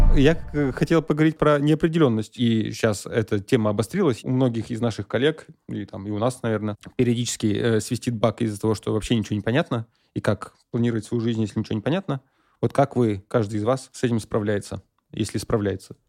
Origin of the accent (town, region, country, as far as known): Russia; moved away as an adult; now in Armenia